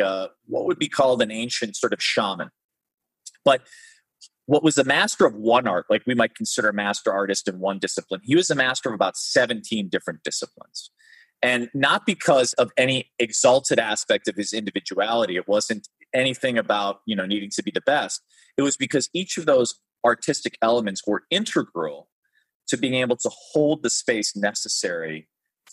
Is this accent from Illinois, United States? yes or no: yes; Chicago, Illinois, United States; I grew up in Chicago